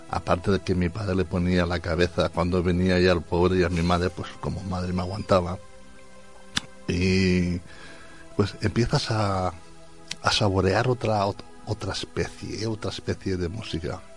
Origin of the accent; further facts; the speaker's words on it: Valencia, Valencian Community, Spain; Como decía Antonio, soy de Valencia, pero soy más murcianico que ya